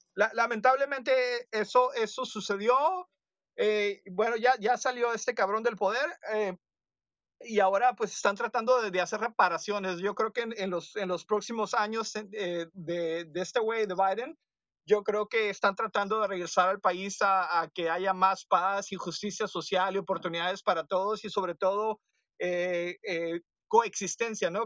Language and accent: Spanish; northwest Mexico, Mexico; nosotros en el noroeste de México somos muy gringos